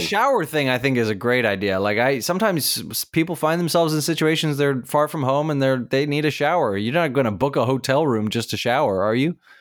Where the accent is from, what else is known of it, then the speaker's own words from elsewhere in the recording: Durban, KwaZulu-Natal, South Africa; I was born in Durban